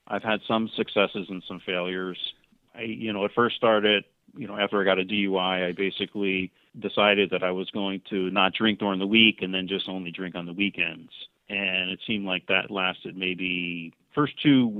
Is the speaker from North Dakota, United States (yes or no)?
no; New Jersey, United States; moved away as an adult; also born or lived in Virginia; now in Northern California, United States; I was born and raised in New Jersey, spent some time in the military, lived in Virginia, moved back home, went to school for accounting at Rutgers